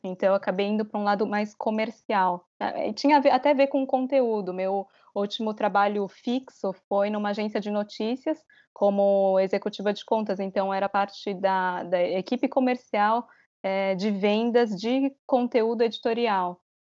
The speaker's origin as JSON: {"language": "Portuguese", "country": "Brazil", "tie": "born or raised there", "also_born_or_lived": "Japan", "moved": "as an adult", "lives_now": "Tokyo, Japan", "said": "eu crescendo no Brasil"}